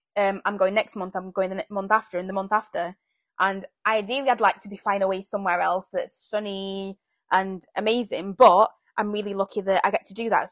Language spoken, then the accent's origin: English; Zambia; moved away; I was born in Zambia